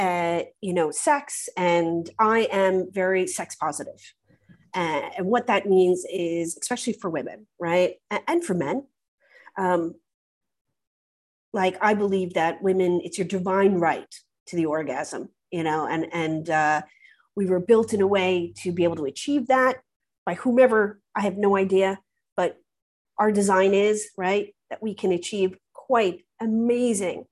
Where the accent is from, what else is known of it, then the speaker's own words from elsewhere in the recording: United States; now in United Kingdom; as an American